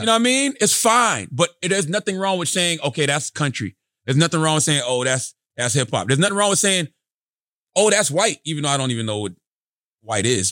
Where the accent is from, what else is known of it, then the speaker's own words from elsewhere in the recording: South Carolina, United States; I'm from, I'm from the South, South Carolina